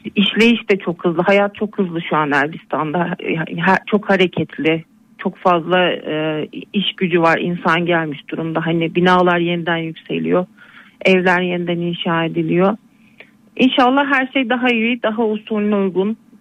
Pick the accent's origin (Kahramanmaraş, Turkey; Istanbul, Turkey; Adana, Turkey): Kahramanmaraş, Turkey; Elbistan; moved away as an adult; also born or lived in Kütahya; Zaten memleketim ailemin yanına geldim onlara destek olmak adına. İyi. Elbistan'dayım şu